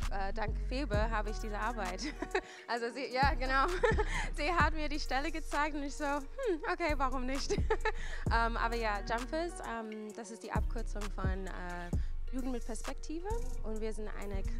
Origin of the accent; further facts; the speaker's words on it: United States; now in Germany; Ich bin ursprünglich aus den USA. Ich bin erst seit eineinhalb Jahren da, genau, also in Deutschland meine ich.